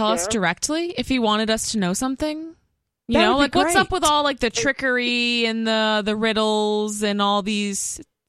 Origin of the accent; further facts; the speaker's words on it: Massachusetts, United States; I grew up in Massachusetts